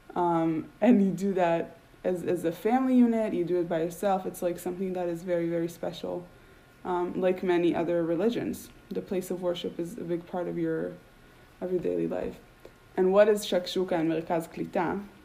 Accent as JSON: {"language": "English", "country": "Israel", "tie": "born or raised there", "moved": "as an adult", "lives_now": "United States", "said": "the way I grew up in Israel, I grew up Orthodox"}